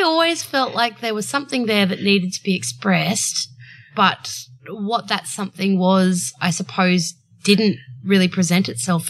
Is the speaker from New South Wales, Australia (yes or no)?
yes; Byron Bay, New South Wales, Australia; I grew up in Byron Bay.